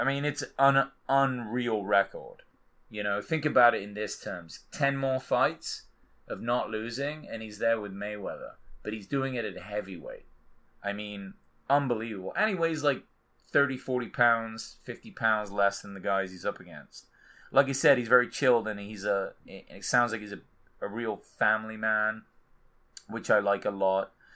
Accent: England, United Kingdom; I'm English

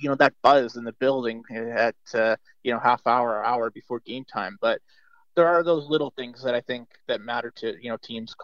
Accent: Toronto, Ontario, Canada; I grew up in Toronto

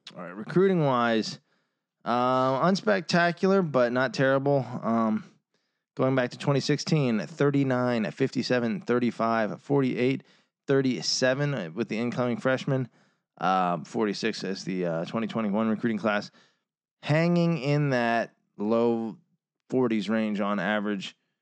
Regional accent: Virginia, United States; we're from Virginia.

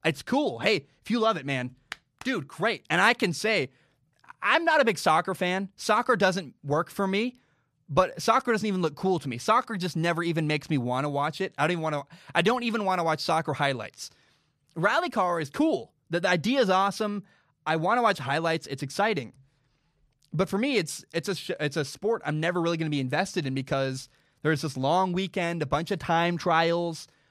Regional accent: United States; I'm an American

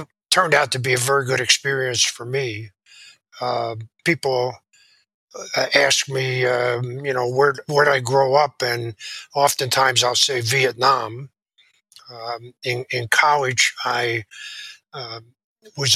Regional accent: Philadelphia, Pennsylvania, United States; Philadelphia, my hometown

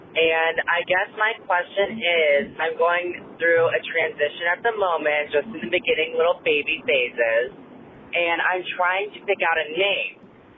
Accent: Miami, Florida, United States; I'm from Miami, Florida. I am on my way back home right now

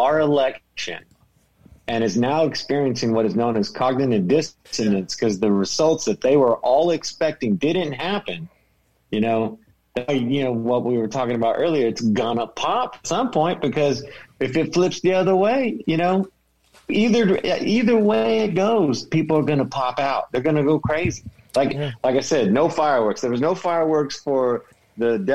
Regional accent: California, United States; I'm a Californian. I'm born here. I ain't leaving

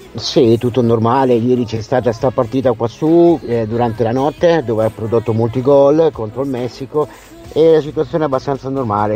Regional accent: Emilia-Romagna, Italy; accent: Romagnolo; moved away; se sono nati e cresciuti in Romagna, eh, il mio accento rimane questo

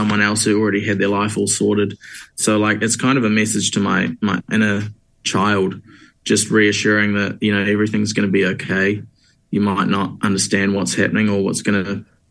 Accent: Hamilton, Waikato, New Zealand; moved away as an adult; now in Wellington, New Zealand; I am originally from Hamilton

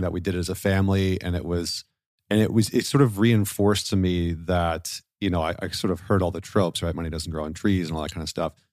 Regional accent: Northern Alberta, Canada; I grew up in Northern Alberta

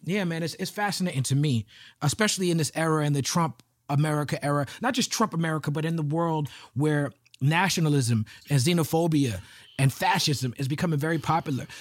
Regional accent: New York City, New York, United States; I grew up in Brooklyn

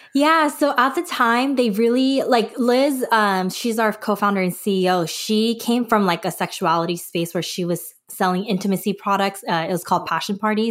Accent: Los Angeles, California, United States; also born or lived in Korea; I was born in California, but when I was a baby, we moved back to Korea, um, and I lived there till I was seven and then moved back to the U S, uh, down in L

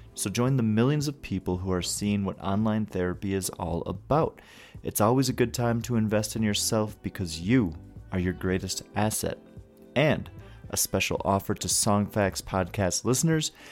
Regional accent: northern Wisconsin, United States; I'm from northern Wisconsin.

